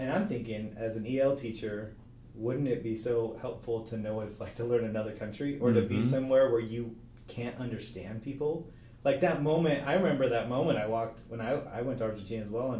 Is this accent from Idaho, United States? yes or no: yes; Boise, Idaho, United States; growing up in Boise, Idaho